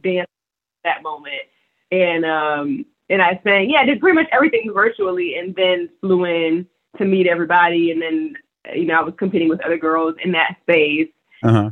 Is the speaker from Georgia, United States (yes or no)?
yes; Decatur, Georgia, United States; moved away as an adult; also born or lived in Lithonia, Georgia; now in Los Angeles, United States; Decatur, Georgia, Lithonia. That was where I was born and raised.